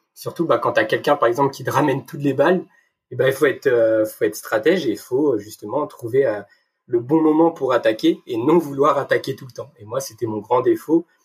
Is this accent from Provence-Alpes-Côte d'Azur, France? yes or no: no; Brittany, France; moved away as an adult; also born or lived in Brest; now in Lyon, France; je suis un petit breton, je tiens, je tiens à notifier mes racines.